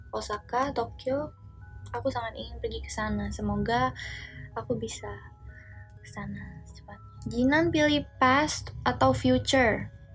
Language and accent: Indonesian; Java, Indonesia; aku orang Jawa tapi kayak aku tuh ngerti kalau orang ngomong bahasa Jawa tapi nggak bisa ngebalesnya